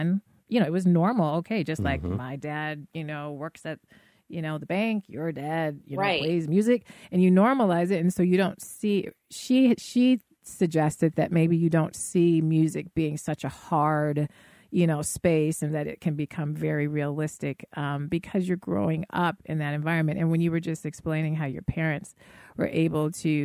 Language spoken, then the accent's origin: English; Denver, Colorado, United States; now in Chicago, United States; I was raised in Denver. I'm now in Chicago